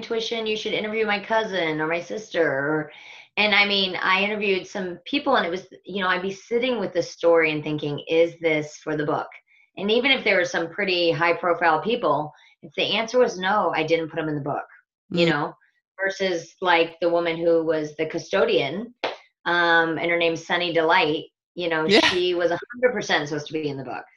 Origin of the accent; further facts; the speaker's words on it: Omaha, Nebraska, United States; now in Bend, United States; I was born right in the middle of the United States in the Midwest in a town called Omaha, Nebraska, to a large Irish Catholic family.